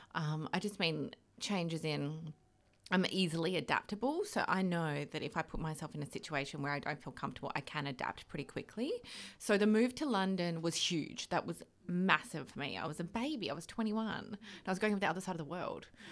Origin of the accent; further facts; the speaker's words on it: Australia; moved away as an adult; growing up in Oz, like, I was quite, not sheltered, but, like, ha, grew up in quite a small environment